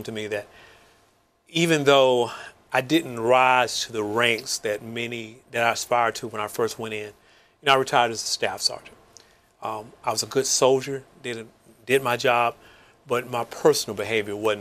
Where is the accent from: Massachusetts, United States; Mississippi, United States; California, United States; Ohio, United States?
Mississippi, United States; moved away as an adult; I was from Mississippi, segregated town. You know, we had black life. We had a white life. Very rarely did the two come together.